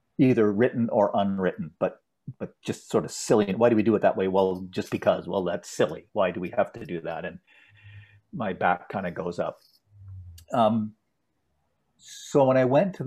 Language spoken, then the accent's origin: English; Ottawa, Ontario, Canada; a very privileged set of opportunities that were given to me when I grew up in Ottawa